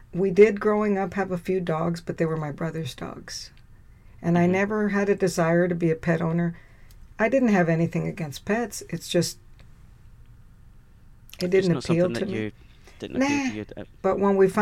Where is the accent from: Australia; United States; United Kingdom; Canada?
United States; Texas; The school's right here in my hometown, the University of Texas